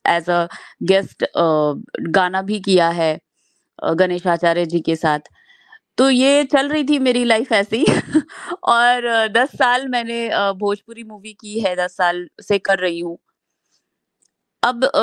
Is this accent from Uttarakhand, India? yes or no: no; Bhagalpur, Bihar, India; now in Mumbai, India; मैं भागलपुर शहर बिहार से हूँ तो वहां से मैंने बायोटेक्नोलॉजी किया है